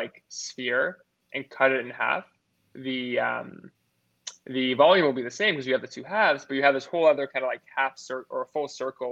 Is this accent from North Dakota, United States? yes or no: no; California, United States; my home state, California